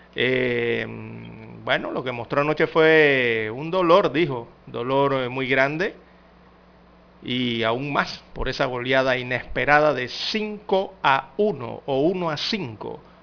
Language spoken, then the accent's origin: Spanish; Panama; como panameño